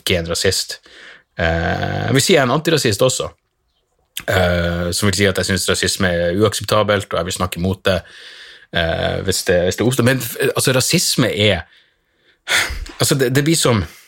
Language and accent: Norwegian; Narvik, Nordland, Norway; hjembyen min i Narvik